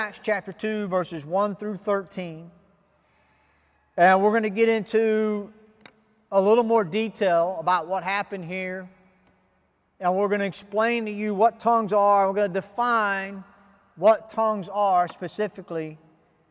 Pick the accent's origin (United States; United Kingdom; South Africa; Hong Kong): United States; I am an American. I speak English